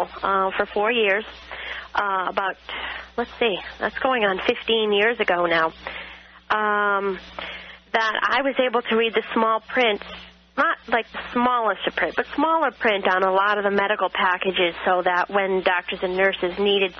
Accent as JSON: {"language": "English", "region": "Connecticut", "country": "United States", "moved": "yes", "said": "I'm actually originally from Connecticut"}